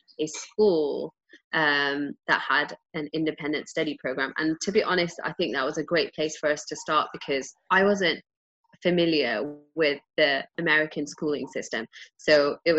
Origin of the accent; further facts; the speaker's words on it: England, United Kingdom; moved away; I grew up in England